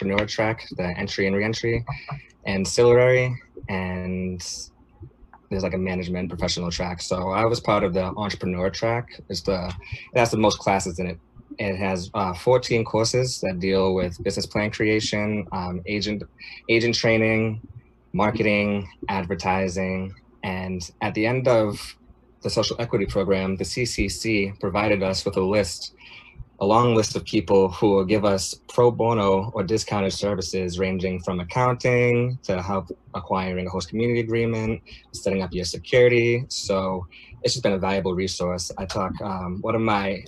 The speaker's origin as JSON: {"language": "English", "town": "Quincy", "region": "Massachusetts", "country": "United States", "tie": "born or raised there", "said": "I've lived in Massachusetts my whole life. I grew up in Quincy."}